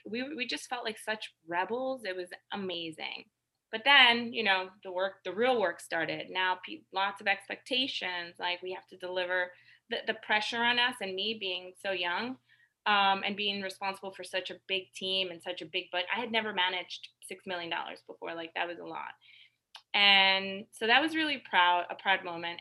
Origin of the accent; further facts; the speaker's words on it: the Hamptons, New York, United States; a vanilla Latina, uh, growing up in the Hamptons